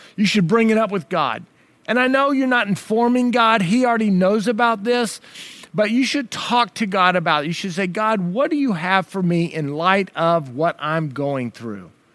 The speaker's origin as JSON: {"language": "English", "country": "United States", "said": "as an American"}